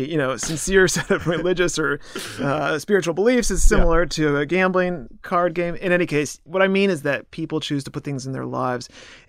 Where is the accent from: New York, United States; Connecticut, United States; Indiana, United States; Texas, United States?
Connecticut, United States; also born or lived in Nashville / Chicago; I grew up in Connecticut mostly, a little bit in Nashville, a little bit in Chicago.